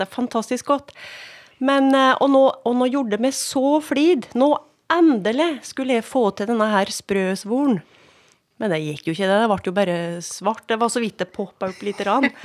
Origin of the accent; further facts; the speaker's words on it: Skjåk, Innlandet, Norway; jeg sjøl er jo voksen opp på gard